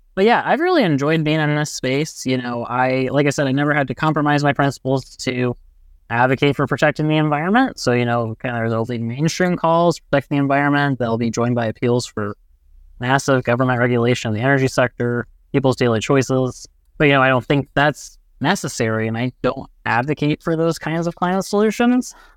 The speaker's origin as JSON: {"language": "English", "town": "Brownsburg", "region": "Indiana", "country": "United States", "tie": "born or raised there", "said": "I come from Brownsburg, Indiana, and now I've moved about fifteen minutes away where I live on the west side of Indianapolis."}